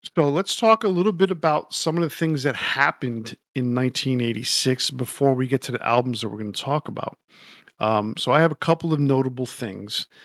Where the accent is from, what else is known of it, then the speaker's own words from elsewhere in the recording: Yonkers, New York, United States; my hometown, Yonkers, New York.